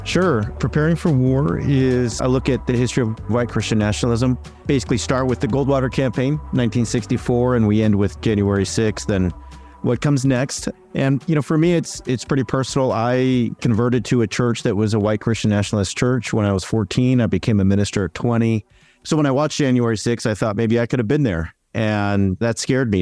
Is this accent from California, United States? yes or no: yes; Southern California, United States; I'm from Southern California